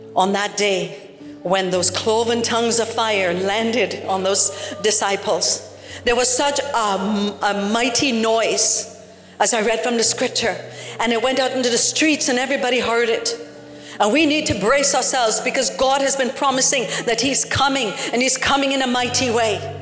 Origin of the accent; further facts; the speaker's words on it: Trinidad & Tobago; I'm from Trinidad